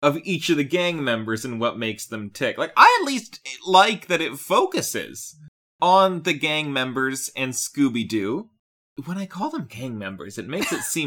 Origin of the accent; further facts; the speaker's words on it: Canada; I'm Canadian.